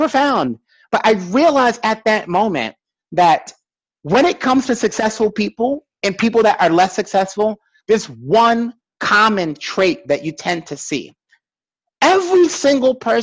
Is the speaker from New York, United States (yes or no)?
yes; New York City, New York, United States; I'm still from Brooklyn